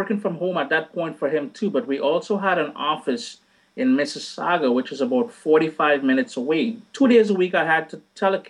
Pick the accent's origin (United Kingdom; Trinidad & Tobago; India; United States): Trinidad & Tobago; now in Canada; Trinidad and Tobago, born and bred. And then I moved up to Canada about 21 years ago, I believe.